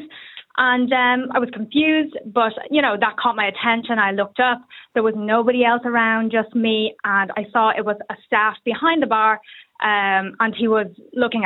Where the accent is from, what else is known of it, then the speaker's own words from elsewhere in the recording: Ireland; I grew up in Ireland, I was raised in Ireland. I've been in Ireland for the last 27 years.